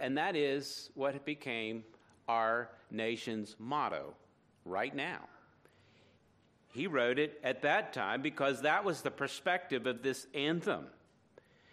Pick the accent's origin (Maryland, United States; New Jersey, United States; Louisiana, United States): Maryland, United States; near Fort McHenry, Baltimore; Fort McHenry near my hometown